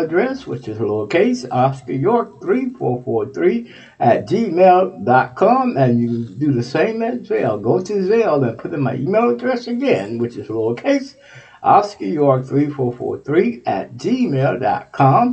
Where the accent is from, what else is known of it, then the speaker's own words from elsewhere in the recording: Texas, United States; That's my home state, Texas